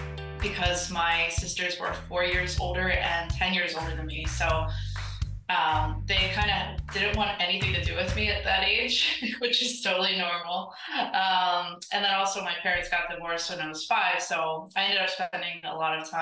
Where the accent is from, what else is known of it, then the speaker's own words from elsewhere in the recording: Baltimore County, Maryland, United States; I was born in Kearney, which is in Baltimore, Maryland